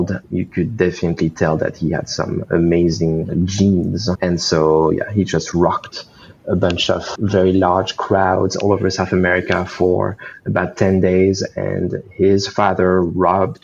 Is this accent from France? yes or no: yes; France; moved away as an adult; now in Los Angeles, United States; I decided to leave everything and everyone behind in my homeland of France, to just move here by myself